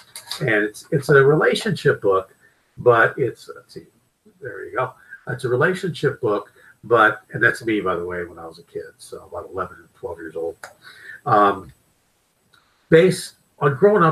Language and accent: English; Pittsburgh, Pennsylvania, United States; I grew up in Pittsburgh, Pennsylvania